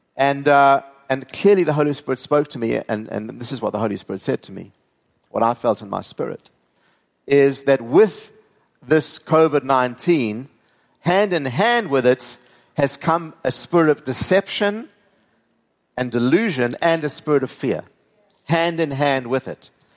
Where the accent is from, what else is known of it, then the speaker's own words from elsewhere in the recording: South Africa; moved away; growing up in South Africa